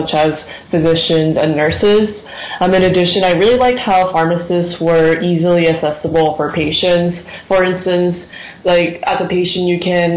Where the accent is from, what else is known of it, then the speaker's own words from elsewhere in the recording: West Lafayette, Indiana, United States; I'm from West Lafayette, Indiana, where Purdue is located.